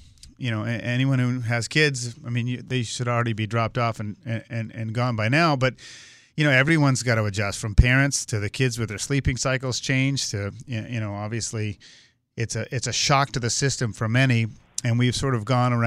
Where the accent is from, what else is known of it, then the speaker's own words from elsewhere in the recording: Massachusetts, United States; I grew up in Massachusetts